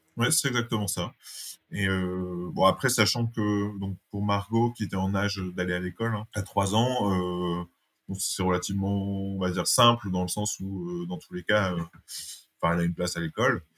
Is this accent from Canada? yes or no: no; Dunkirk, Hauts-de-France, France; moved away as an adult; also born or lived in Lille / Paris; now in Dunkirk, France; J'ai passé mon enfance à Dunkerque.